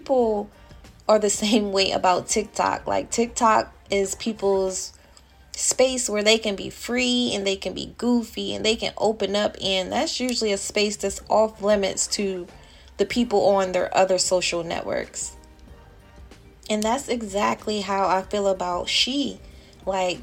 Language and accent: English; Delaware, United States; my home state popped up, which was Delaware